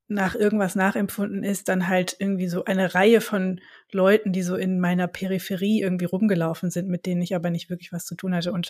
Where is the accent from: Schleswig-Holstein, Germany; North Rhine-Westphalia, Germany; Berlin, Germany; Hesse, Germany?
Hesse, Germany; Frankfurt; ich bin am Industriepark höchst aufgewachsen.